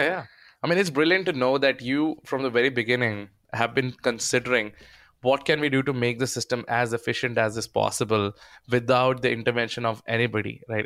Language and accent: English; India; accent: Indian; my Indian accent